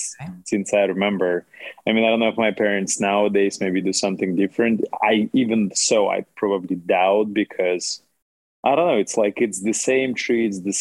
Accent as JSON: {"language": "English", "country": "Russia", "tie": "born or raised there", "moved": "yes", "lives_now": "United States", "said": "I was raised in Russia."}